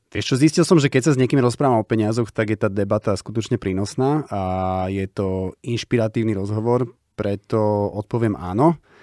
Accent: Bratislava, Bratislava Region, Slovakia; my sme deti z Petržalky, boli sme traja

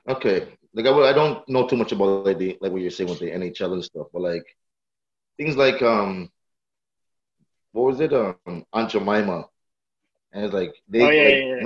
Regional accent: Brampton, Ontario, Canada

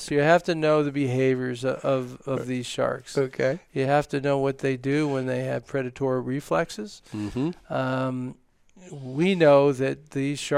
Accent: New York, United States; Yes, it was. Uh, I grew up as a lifeguard. I spent six summers as an ocean lifeguard

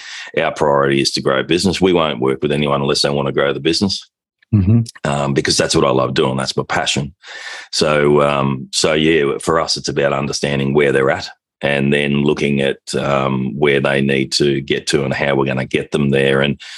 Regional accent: Australia; I'm an Australian partner with the Objective Management Group

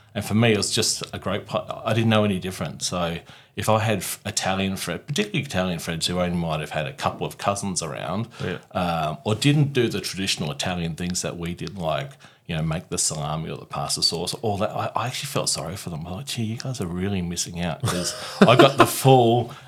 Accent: Mount Gambier, South Australia, Australia; it's a very small, as in 25,000-30,000 people, country town on the South Australian-Victoria border.

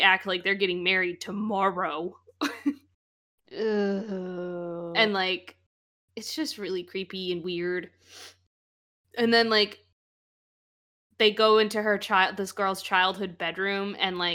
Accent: Illinois, United States; I'm from Illinois.

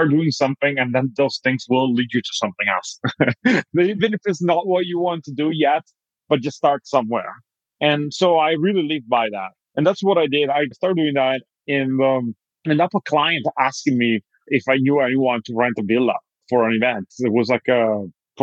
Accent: Italy; moved away as an adult; now in United States; I'm originally from Italy

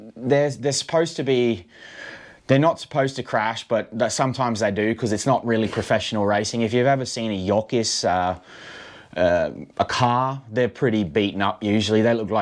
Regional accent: Australia; now in Finland; So being like Australian and all, I thought they would be like the …

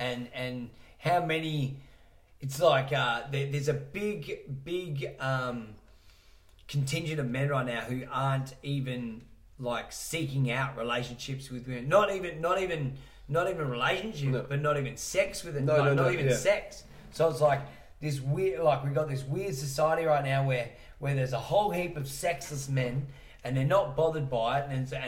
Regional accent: Salisbury, South West England, United Kingdom; And finishing off with a fat washing powder because I'm from Salisbury and I can't afford the real shit.

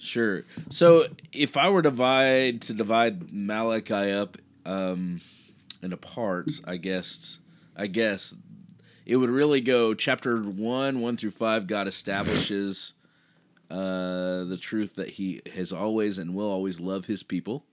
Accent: Kansas, United States; now in Dallas, United States; I grew up in Kansas

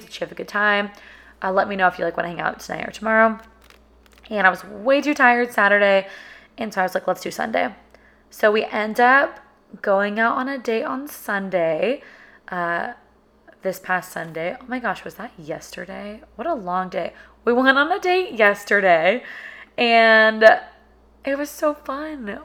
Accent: Sacramento, California, United States; moved away as an adult; now in Austin, United States; we grew up together in Sacramento

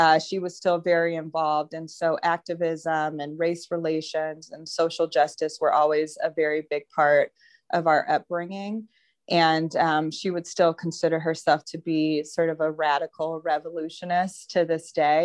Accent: Denver, Colorado, United States; I grew up in Denver

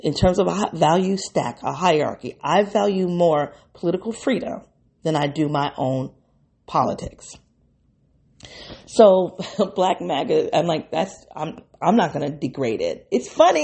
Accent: Midwest, United States; I'm a Midwesterner.

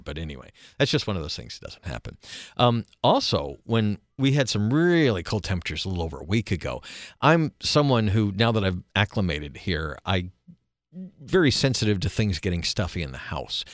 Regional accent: East Coast, United States; moved away as an adult; also born or lived in Central time zone, United States; now in Alaska, United States; born and raised in the East Coast and East time zone, and other than a few years in Central haven't really lived in other time zones

